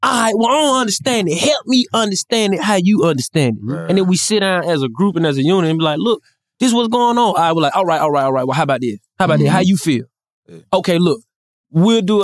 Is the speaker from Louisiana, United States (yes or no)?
no; Atlanta, Georgia, United States; I'm from Atlanta